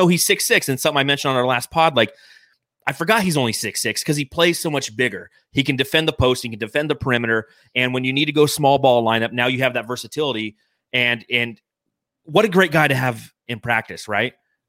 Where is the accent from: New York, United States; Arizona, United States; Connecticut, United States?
Arizona, United States; Phoenix; the gravesite is very close to where I grew up in the Arcadia area in Phoenix.